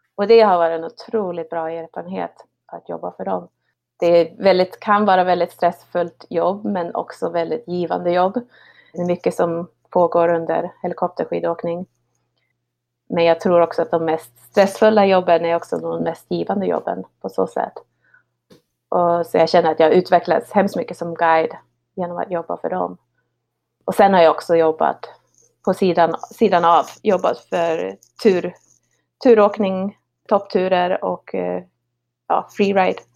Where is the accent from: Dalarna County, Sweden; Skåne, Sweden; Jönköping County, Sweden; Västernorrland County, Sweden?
Västernorrland County, Sweden; Härnösand; moved away as an adult; now in Revelstoke, Canada; Jag växte upp eh, utanför Härnösand eh, på Höga Kusten på en liten, liten hobbygård där ute